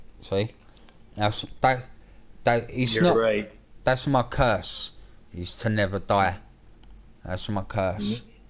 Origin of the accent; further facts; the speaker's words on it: United Kingdom; coming from a British person